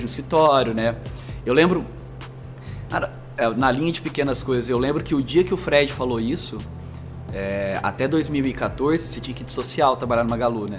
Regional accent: Franca, São Paulo, Brazil; moved away as an adult; also born or lived in Minas Gerais; now in São Paulo, Brazil; eu sou mineiro do RG, então também nasci em Minas, mas me criei em Franca

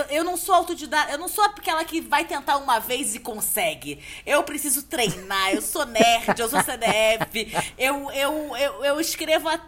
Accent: Rio de Janeiro, Brazil; accent: carioca; moved away as an adult; now in São Paulo, Brazil; da carioca da Tijuca, eu fui criada na Tijuca. E quando meu, meu, aí meus pais saíram da Tijuca, e aí quando eu saí da casa dos meus pais, eu voltei pra Tijuca.

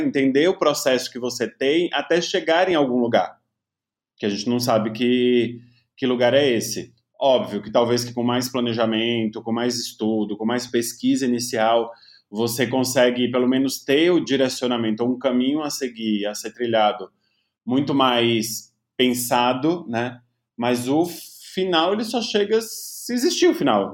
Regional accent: interior of Bahia, Brazil; eu não vim de uma classe média alta, mas vim de uma classe média do interior da Bahia

